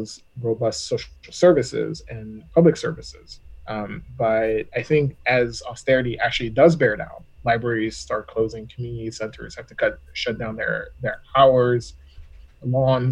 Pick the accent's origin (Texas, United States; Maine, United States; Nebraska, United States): Texas, United States; Texas is going to do, my home state